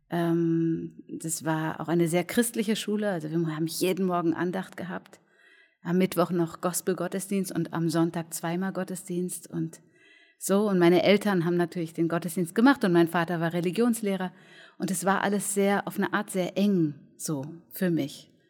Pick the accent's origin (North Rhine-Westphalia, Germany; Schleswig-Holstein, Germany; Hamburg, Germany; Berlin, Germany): Berlin, Germany; ich bin auch Berlinerin.